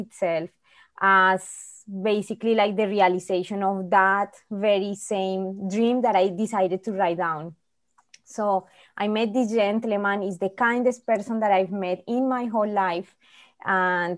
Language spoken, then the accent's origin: English; Colombia; moved away as an adult; now in Winnipeg, Canada; I'm originally from Colombia. For some people, maybe they are familiar, South America. It's a very poor country, and I happen to be born in a very poor family also